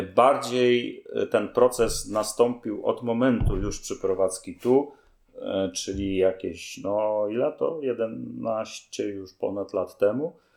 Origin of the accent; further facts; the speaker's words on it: Poznań, Greater Poland, Poland; moved away as an adult; now in Sobótka, Poland; jestem poznańską pyrą